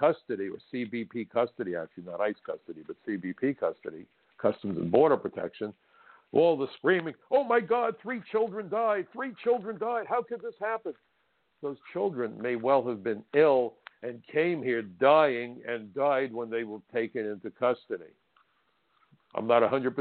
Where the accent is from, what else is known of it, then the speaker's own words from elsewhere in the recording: New York City, New York, United States; I'm from Brooklyn